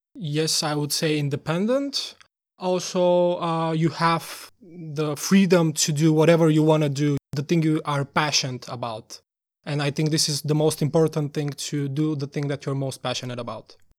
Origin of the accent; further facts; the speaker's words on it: Bulgaria; moved away as an adult; now in Denmark; We are both from Bulgaria, and for me, I, it's already been almost five years since I'm in Denmark